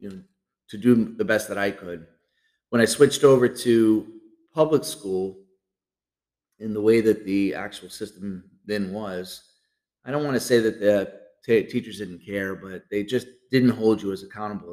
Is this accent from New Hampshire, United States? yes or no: yes; Nashua, New Hampshire, United States; I was born and raised in Nashua, New Hampshire